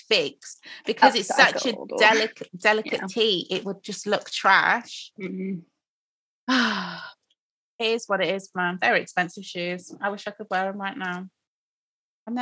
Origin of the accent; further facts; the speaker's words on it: Croydon, London, United Kingdom; I was born in Croydon